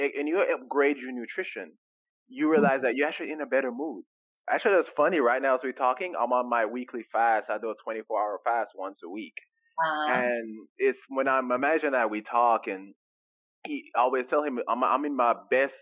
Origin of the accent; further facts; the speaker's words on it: Jamaica; moved away; growing up in Jamaica, when we come over here from Jamaica